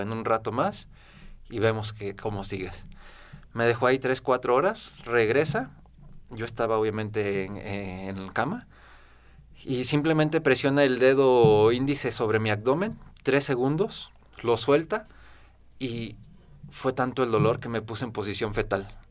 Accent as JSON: {"language": "Spanish", "region": "Guanajuato", "country": "Mexico", "tie": "born or raised there", "said": "soy originario de Guanajuato"}